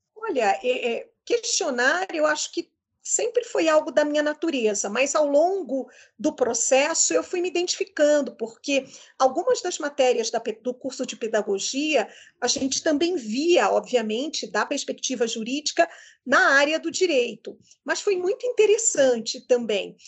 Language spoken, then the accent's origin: Portuguese; Rio de Janeiro, Brazil; eu do Rio de Janeiro